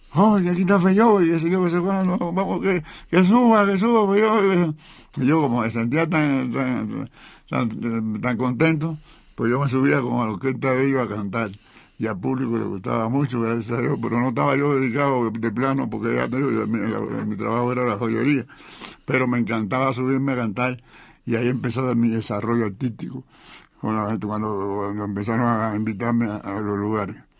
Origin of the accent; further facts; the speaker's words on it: Cuba; moved away as an adult; now in Mexico; Yo llevo más años viviendo aquí que en Cuba. Tuve, yo, yo llevo 55 años viviendo aquí